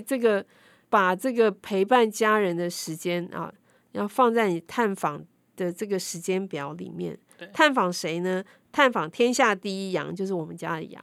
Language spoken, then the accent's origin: Chinese; Taiwan; 外表看起来可能像我们台湾人、华人